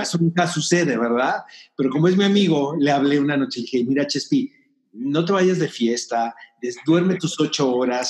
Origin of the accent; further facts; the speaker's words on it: Tijuana, Baja California, Mexico; now in Mexico City, Mexico; no soy de aquí, soy de Tijuana, pero me considero chilango adoptado